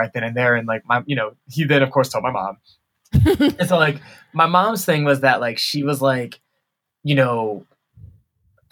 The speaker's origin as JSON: {"language": "English", "town": "Atlanta", "region": "Georgia", "country": "United States", "tie": "born or raised there", "also_born_or_lived": "Chicago", "moved": "as an adult", "lives_now": "Washington, D.C., United States", "said": "I grew up in Atlanta, but I went to school in Chicago"}